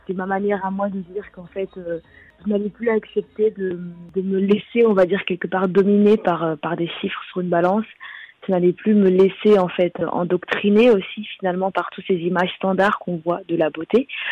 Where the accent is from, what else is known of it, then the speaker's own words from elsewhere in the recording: Belgium; j'ai grandi en Belgique